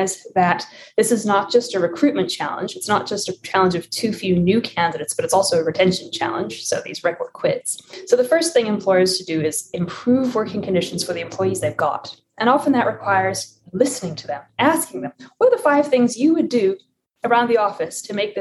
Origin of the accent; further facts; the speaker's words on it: South Africa; moved away; I was born and raised in South Africa